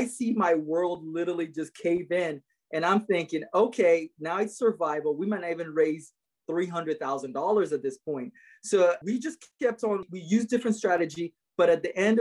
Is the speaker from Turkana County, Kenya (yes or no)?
yes; Lokichoggio, Turkana County, Kenya; moved away as an adult; now in Atlanta, United States; I grew up on the Kenya-South Sudan border in a place called Lokichogio